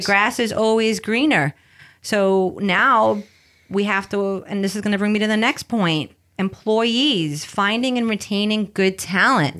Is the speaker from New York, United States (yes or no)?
yes; New York City, New York, United States; English is a second language; moved away as an adult; now in California, United States; I grew up in the Bronx, raised by my abuela. Uh, English is my second language.